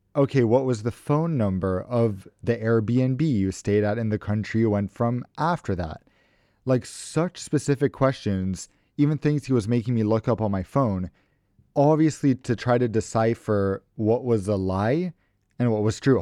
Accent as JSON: {"language": "English", "country": "United States", "said": "I'm American"}